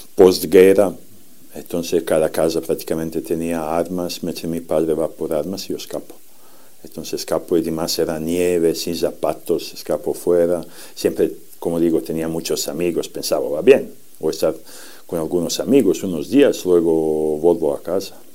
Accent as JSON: {"language": "Spanish", "country": "Serbia", "tie": "born or raised there", "second_language": "Spanish", "moved": "yes", "said": "soy de Serbia"}